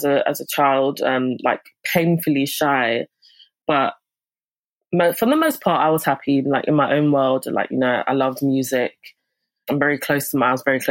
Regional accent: London, United Kingdom; accent: Londoner; also born or lived in Archway, London / Crouch End, London / Hornsey, London; It's where I spent my early years, but I was brought up in Tottenham.

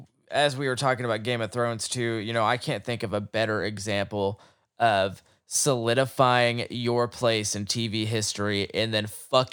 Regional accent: Oklahoma, United States; Like, I grew up in Oklahoma, and the first episode of Watchmen reenacts the Tulsa race riots.

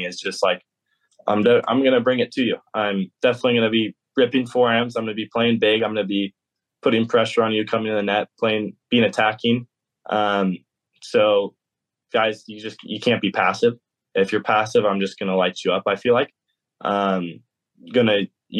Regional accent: California, United States; also born or lived in Georgia; now in Athens, United States; I'm still a Californian

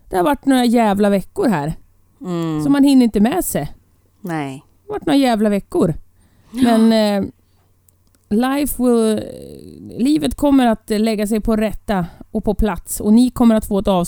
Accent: Ireland; Jag är uppvuxen på Irland.

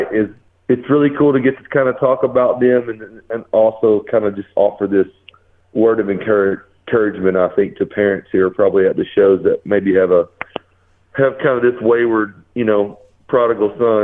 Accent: the South, United States; I grew up in the South

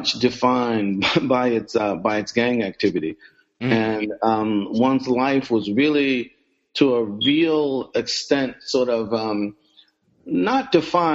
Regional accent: Philadelphia, Pennsylvania, United States; I was born in Philadelphia, grew up in Philadelphia, sort of came of age

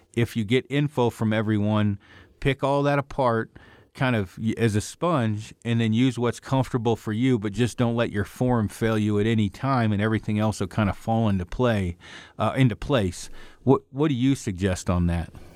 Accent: Oregon, United States; moved away; I'm from Oregon.

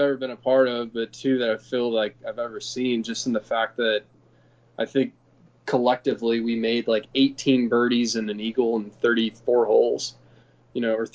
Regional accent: Dallas, Texas, United States; also born or lived in San Francisco, California; the club that I grew up at in Dallas called Bent Tree

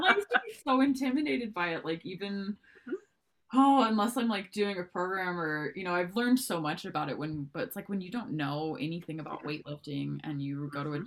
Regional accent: Montana, United States; also born or lived in Texas; I've been in Montana for the last, oh, I don't know, 20 years of my life. So um, I grew up in a really rural, rural community in uh, Montana

